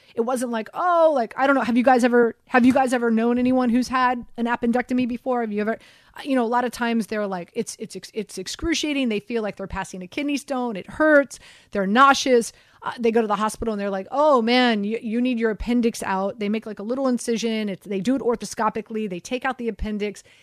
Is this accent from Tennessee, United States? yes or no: no; Miami, Florida, United States; I grew up in Miami